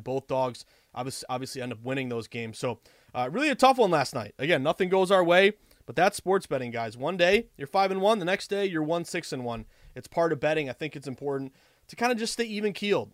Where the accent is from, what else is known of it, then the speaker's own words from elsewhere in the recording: the Berkshires, Western Massachusetts, United States; also born or lived in Vermont; I am a proud, obviously, uh, masshole. I was born and raised in Western Mass in the Berkshires